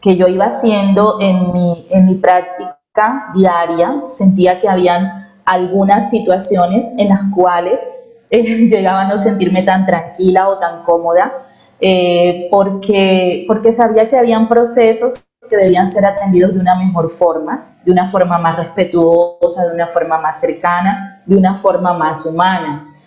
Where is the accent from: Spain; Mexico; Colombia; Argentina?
Colombia; Barranquilla, Atlántico; yo nací en Barranquilla, soy barranquillera, em, soy costeña